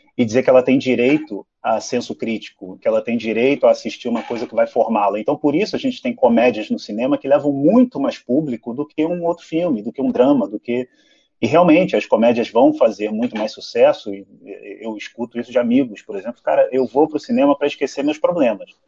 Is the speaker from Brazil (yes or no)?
yes; Rio de Janeiro, Brazil; fui criado no Meia, no Rio de Janeiro